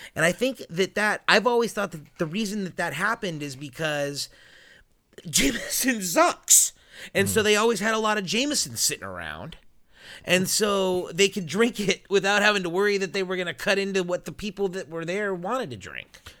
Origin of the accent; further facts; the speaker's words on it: United States; I'm an American